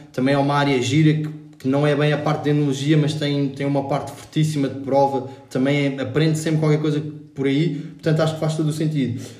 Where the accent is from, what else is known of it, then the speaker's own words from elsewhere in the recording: Lisbon, Portugal; fiz a minha vida toda em Lisboa, na grande cidade portuguesa